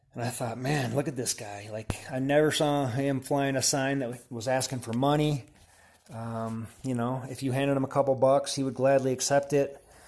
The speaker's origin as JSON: {"language": "English", "region": "Wisconsin", "country": "United States", "moved": "yes", "lives_now": "Boulder, United States", "said": "I'm from Wisconsin originally"}